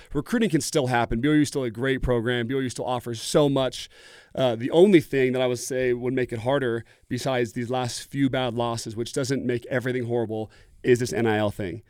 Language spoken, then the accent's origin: English; Oregon, United States; I grew up in Oregon